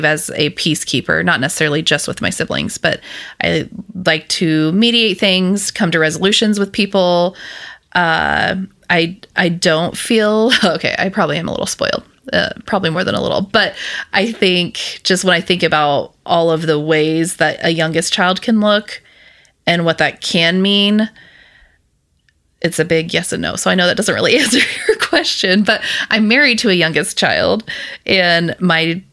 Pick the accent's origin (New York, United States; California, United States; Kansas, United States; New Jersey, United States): Kansas, United States; Scott City; also born or lived in Houston area, Texas; I grew up in Western Kansas, and it is a very small town, more cows than people